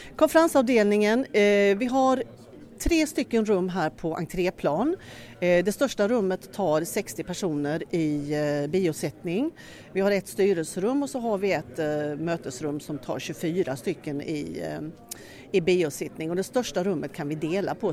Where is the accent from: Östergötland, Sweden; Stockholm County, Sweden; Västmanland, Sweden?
Östergötland, Sweden; Norrköping; moved away as an adult; now in Skåne, Sweden; Jag är från Norrköping egentligen men flyttade ner till Skåne för över 30 år sedan och det är där jag bor